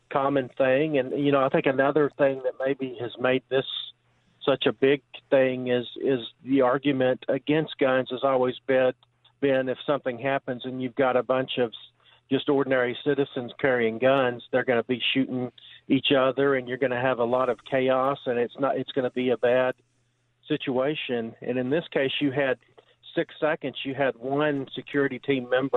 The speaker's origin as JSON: {"language": "English", "region": "Texas", "country": "United States", "moved": "yes", "said": "I am from Texas, but I don't live in Texas"}